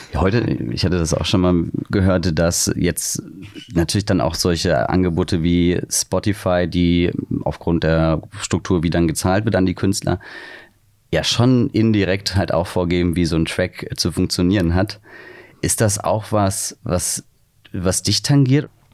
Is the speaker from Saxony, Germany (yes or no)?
no; near Wiesbaden, Hesse, Germany; now in Hamburg, Germany; in der Nähe von Wiesbaden